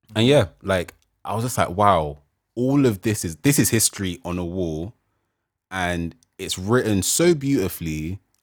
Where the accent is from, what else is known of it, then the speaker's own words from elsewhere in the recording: Nigeria; me being Nigerian, African